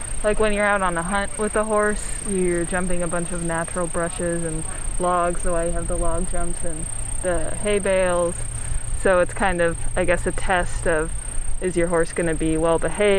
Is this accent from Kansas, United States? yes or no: yes; Kansas, United States; from Kansas